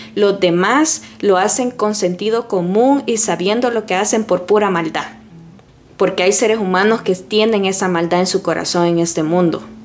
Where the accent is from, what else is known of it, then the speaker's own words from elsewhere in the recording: El Salvador; now in United States; En mi país, por ejemplo, en El Salvador